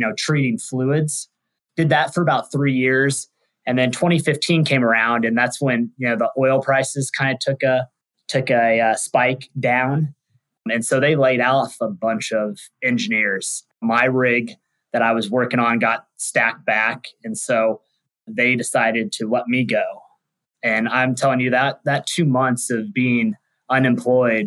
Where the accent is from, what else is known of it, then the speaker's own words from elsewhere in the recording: Wichita, Kansas, United States; moved away as an adult; also born or lived in Texas; I'm a Midwest kid, born and raised in Wichita, Kansas